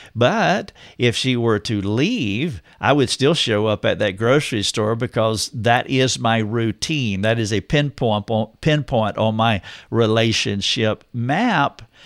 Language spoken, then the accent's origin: English; North Carolina, United States; moved away as an adult; now in Greenville, United States; I drove two hours to be in my hometown